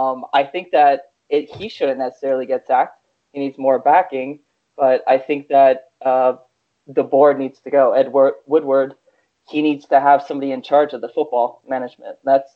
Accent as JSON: {"language": "English", "country": "France", "moved": "yes", "lives_now": "United States", "said": "I'm from France, live in the United States."}